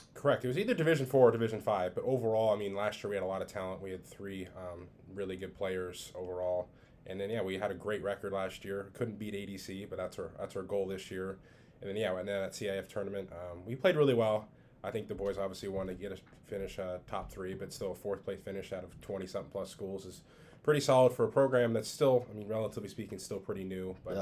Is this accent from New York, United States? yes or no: no; Southern California, United States; also born or lived in Southern Michigan; born and raised in Southern California